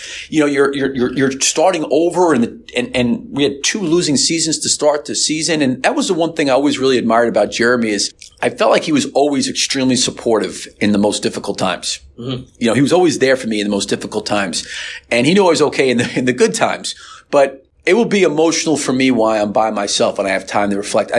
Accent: New York, United States; moved away as an adult; also born or lived in Kentucky / Florida; I'm born and raised in New York.

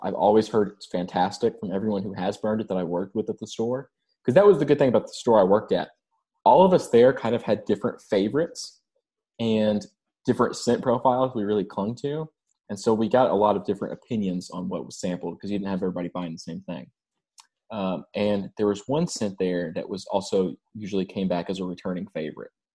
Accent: Kentucky, United States; my hometown in Kentucky

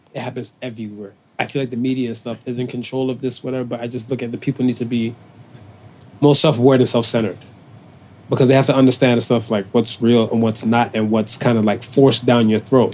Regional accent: Cleveland, Ohio, United States; now in Toronto, Canada; I'm from Cleveland

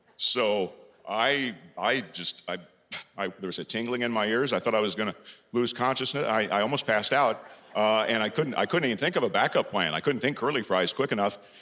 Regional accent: Carmel, Indiana, United States; I've come all the way from my hometown of Carmel, Indiana

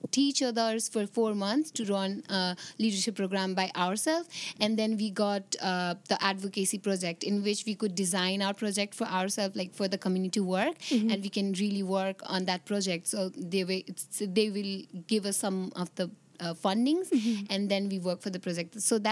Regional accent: Nepal; I'm from Nepal

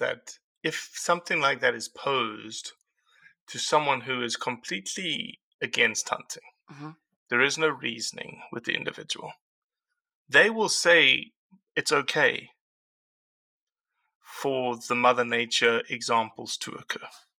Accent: South Africa; Yeah, I am.

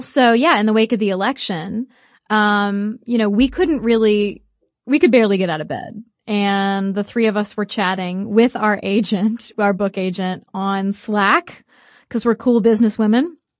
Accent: United States; we are American

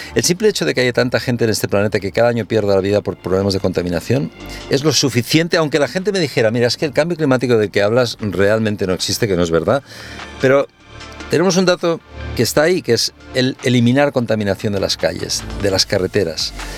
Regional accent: Castelldefels, Catalonia, Spain; me crié aquí en Castelldefels

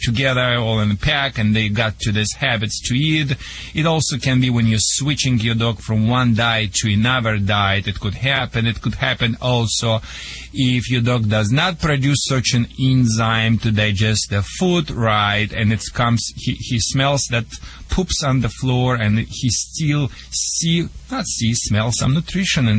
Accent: Russia; accent: Russian; English is a second language; moved away as an adult; also born or lived in Michigan; now in United States

